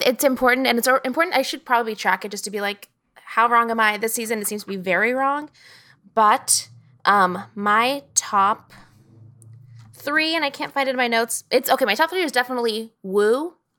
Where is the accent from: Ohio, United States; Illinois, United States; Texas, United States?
Texas, United States; I'm from Texas, so the accent